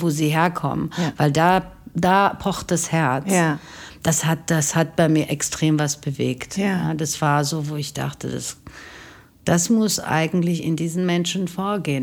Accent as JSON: {"language": "German", "country": "Germany", "tie": "born or raised there", "said": "aufgewachsen in Deutschland"}